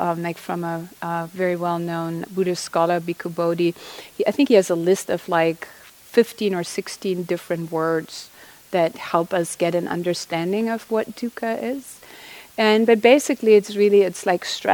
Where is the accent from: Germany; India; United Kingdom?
Germany; now in United States; I didn't grow up here, I'm from Germany